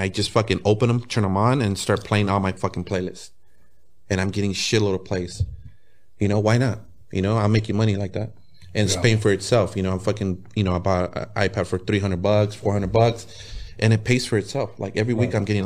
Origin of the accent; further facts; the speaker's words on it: National City, California, United States; also born or lived in Tijuana, Mexico; I'm from National City, California, you know, a small little city in San Diego